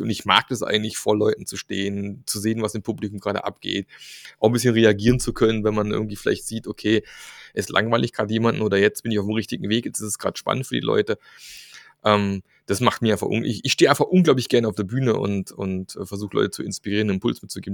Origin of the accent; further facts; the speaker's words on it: Germany; in unserer deutschen Ingenieurskultur